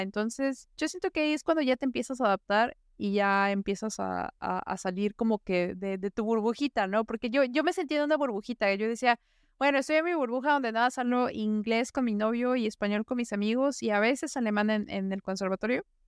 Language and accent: Spanish; Puebla, Mexico; moved away as an adult; now in Vienna, Austria; yo soy de Puebla